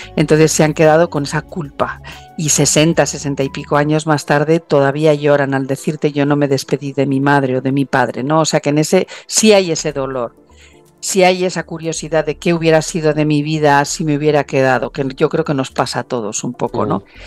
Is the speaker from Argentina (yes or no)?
no; San Sebastián, Basque Country, Spain; now in Australia; San Sebastián primero porque es mi casa, es, mm, yo soy Donostiarra